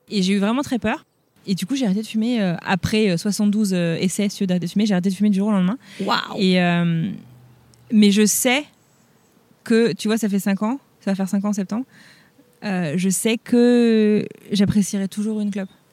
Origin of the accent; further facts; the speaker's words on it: France; moved away as an adult; now in United States; ça fait 15 ans que je suis partie de, que je suis partie de France